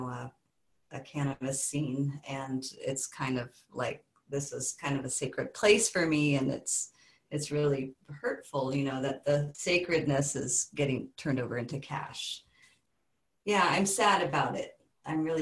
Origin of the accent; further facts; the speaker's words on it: Bay Area, California, United States; moved away as an adult; also born or lived in Southern Oregon; now in Southern Humboldt, United States; I grew up in the Bay Area, you know, and I kind of left that my early 20s